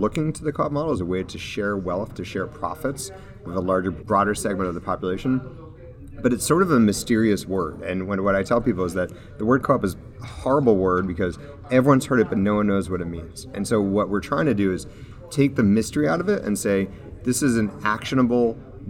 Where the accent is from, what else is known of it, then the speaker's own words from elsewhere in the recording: Manchester, New Hampshire, United States; I was growing up in Manchester, New Hampshire